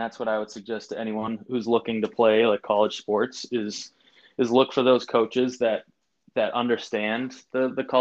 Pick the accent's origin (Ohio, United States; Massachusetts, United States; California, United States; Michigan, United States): Massachusetts, United States; outside of Boston; now in Brooklyn, United States; I was born or raised outside of Boston.